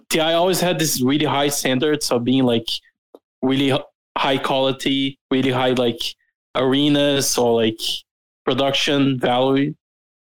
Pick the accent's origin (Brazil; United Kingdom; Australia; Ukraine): Brazil; I'm from Brazil